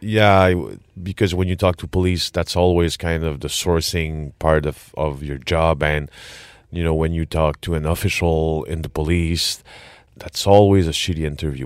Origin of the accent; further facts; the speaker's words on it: Quebec, Canada; accent: French Quebec, Canadian; English is a second language; my French Quebec, Canadian, English accent